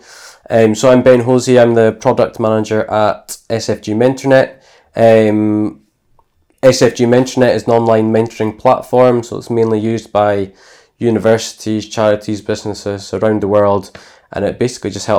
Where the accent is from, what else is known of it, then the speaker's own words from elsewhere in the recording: Inverness, Scotland, United Kingdom; also born or lived in United States; I'm born and bred in Scotland. I've lived in Inverness most of my life